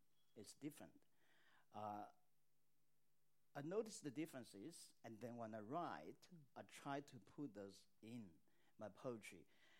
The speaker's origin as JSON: {"language": "English", "country": "China", "tie": "born or raised there", "moved": "yes", "lives_now": "Australia", "said": "I grew up on the Yangtze. My early life was full of the Yangtze because I went swimming on a daily basis in summer."}